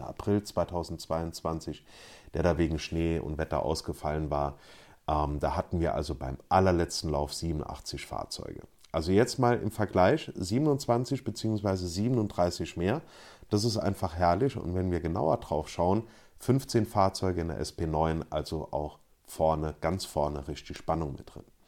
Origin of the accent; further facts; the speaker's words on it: Luxembourg; bei uns in Luxemburg